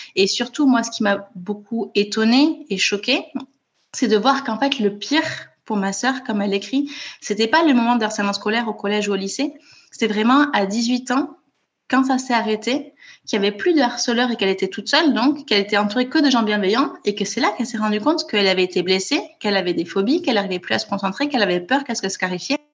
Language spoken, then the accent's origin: French; Toulouse, Occitania, France; moved away as an adult; now in Copenhagen, Denmark; je suis née à Toulouse où j'ai grandi